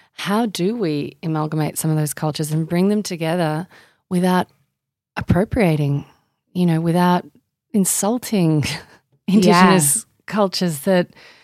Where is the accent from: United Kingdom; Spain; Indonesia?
Indonesia; now in Australia; So I grew up in Indonesia largely until I was 13.